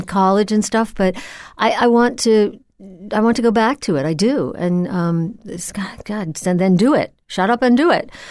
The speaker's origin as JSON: {"language": "English", "town": "Old Bethpage", "region": "New York", "country": "United States", "tie": "born or raised there", "said": "I grew up in Old Bethpage."}